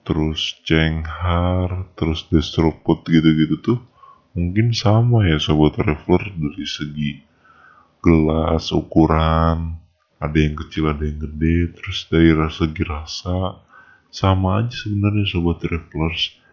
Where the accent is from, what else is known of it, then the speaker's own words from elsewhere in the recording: Depok, West Java, Indonesia; karena aku juga berasal dari Depok